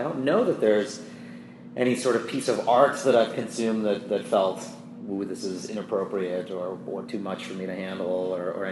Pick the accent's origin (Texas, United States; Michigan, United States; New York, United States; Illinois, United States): New York, United States; New York City; I grew up in New York City